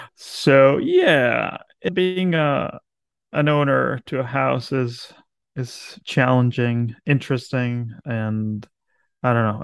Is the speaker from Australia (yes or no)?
no; Argentina; now in Philadelphia, United States; I'm from Argentina